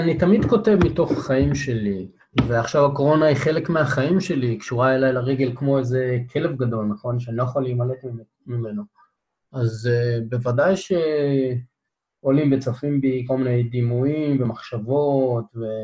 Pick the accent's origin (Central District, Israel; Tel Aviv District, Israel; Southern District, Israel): Southern District, Israel; Beersheba; אני מבאר שבע, אז המדבר תמיד מציץ לנו מהחלון